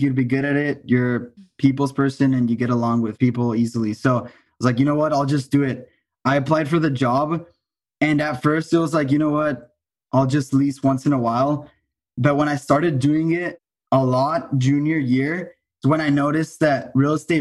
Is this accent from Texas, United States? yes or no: yes; El Paso, Texas, United States; moved away as an adult; also born or lived in Austin, Texas; I'm from El Paso, Texas. And I started in Austin when I was 19